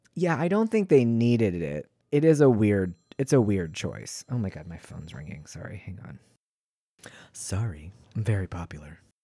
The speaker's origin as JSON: {"language": "English", "region": "East Coast", "country": "United States", "tie": "born or raised there", "said": "I grew up on the East Coast"}